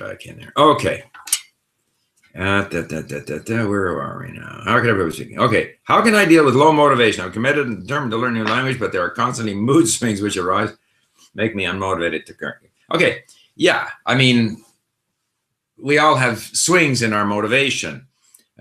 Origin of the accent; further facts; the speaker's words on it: Canada; first language Swedish; also born or lived in Sweden; I was born in Sweden, so for the first 5 years of my life, the language I spoke most easily was Swedish. But when we moved to Canada, I was 5 years old